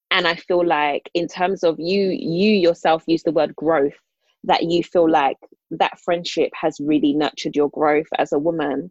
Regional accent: London, United Kingdom; I grew up in Islington

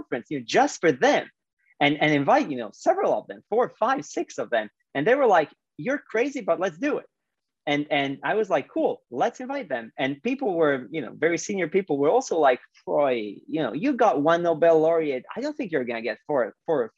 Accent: Split, Split-Dalmatia County, Croatia; moved away; my hometown, Split, Croatia

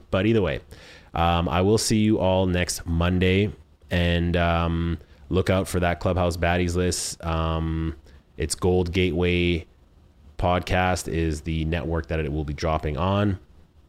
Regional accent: Canada; I am from Canada

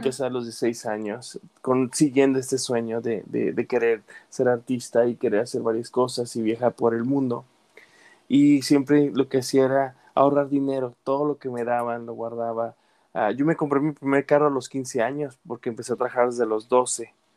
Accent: Mexico; now in United States; como latino mexicano

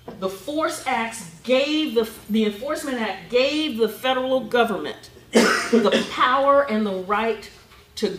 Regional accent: Ohio, United States; moved away as an adult; now in Atlanta, United States; I'm from Ohio, but I've just come to Atlanta in 2009, but I picked up some Southern terms

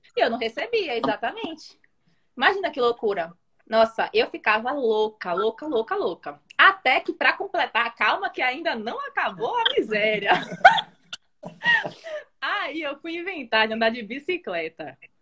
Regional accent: Salvador, Bahia, Brazil; also born or lived in Italy / London; eu nasci na Itália. E aí eu vim para o Brasil quando eu tinha 3 anos. É, aí fiquei. Meu, meu pai é italiano, minha mãe é brasileira. E aí, desde então, eu moro em Salvador.

